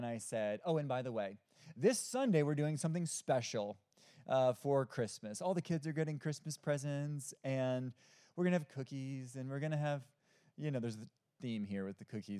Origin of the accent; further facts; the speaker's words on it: Omaha, Nebraska, United States; also born or lived in Iowa; now in Hickory, United States; I'm originally from Omaha, Nebraska. I lived in Iowa for seven years actually, and I moved to North Carolina about 13 years ago.